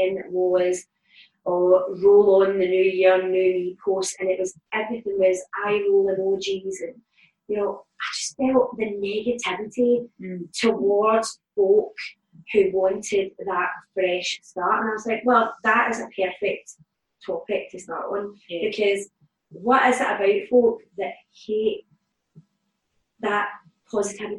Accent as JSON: {"language": "English", "town": "Glasgow", "region": "Scotland", "country": "United Kingdom", "tie": "born or raised there", "said": "I grew up in the East End of Glasgow, in the Calton"}